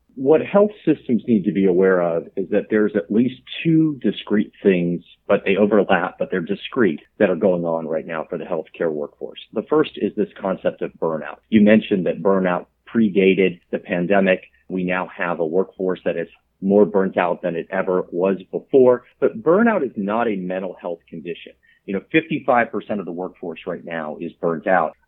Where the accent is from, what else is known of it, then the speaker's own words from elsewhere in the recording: South Florida, United States; I grew up in South Florida